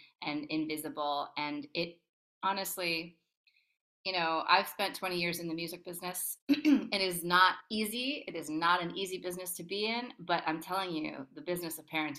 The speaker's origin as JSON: {"language": "English", "town": "Toronto", "region": "Ontario", "country": "Canada", "moved": "yes", "said": "I'm from Toronto"}